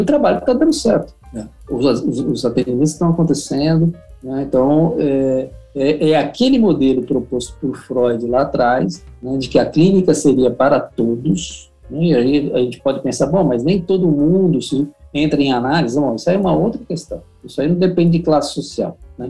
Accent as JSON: {"language": "Portuguese", "region": "São Paulo", "country": "Brazil", "said": "sou paulista paulistano, é, não tenho vínculos com, com, com, o Rio de Janeiro"}